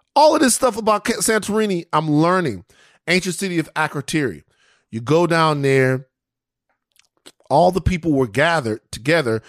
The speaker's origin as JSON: {"language": "English", "region": "Louisiana", "country": "United States", "said": "I'm from Louisiana. It was amazing."}